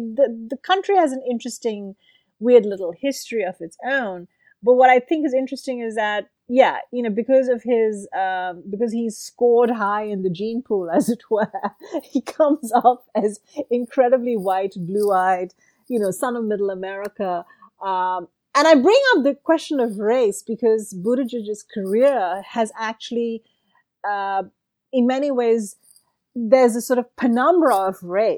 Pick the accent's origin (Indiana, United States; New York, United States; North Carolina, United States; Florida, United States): Indiana, United States; I'm from Indiana, incidentally, yes.